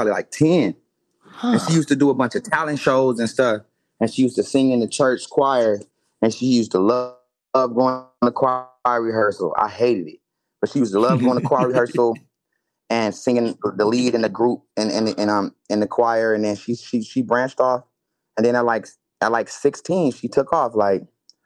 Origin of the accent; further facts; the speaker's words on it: Carson, California, United States; also born or lived in Mississippi; I'm from Carson